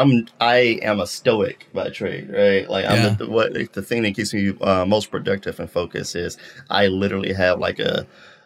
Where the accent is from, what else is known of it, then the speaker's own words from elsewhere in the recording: Memphis, Tennessee, United States; moved away as an adult; also born or lived in Nashville, Tennessee; now in Atlanta, United States; I'm in Atlanta. I'm from Memphis originally, and moved back to Memphis after the military.